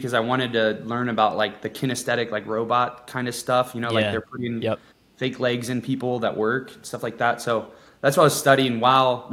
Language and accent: English; Ohio, United States; moved away as an adult; also born or lived in Clearwater, Florida; I grew up in Ohio